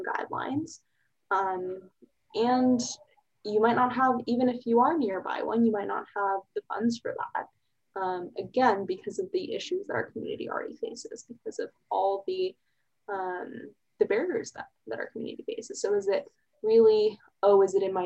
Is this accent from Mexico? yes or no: no; Plano, Texas, United States; moved away as an adult; also born or lived in Columbia, Missouri; now in Austin, United States; I'm originally from Dallas, suburb, Plano